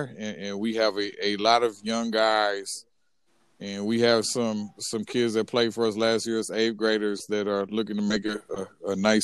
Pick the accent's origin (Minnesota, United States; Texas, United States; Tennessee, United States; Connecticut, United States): Minnesota, United States; Richfield; we're from Richfield right by Minneapolis